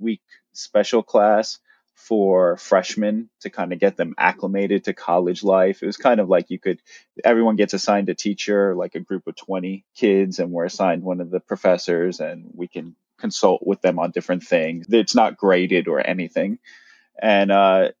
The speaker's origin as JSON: {"language": "English", "region": "New Jersey", "country": "United States", "moved": "as an adult", "lives_now": "Japan", "said": "I'm originally from New Jersey"}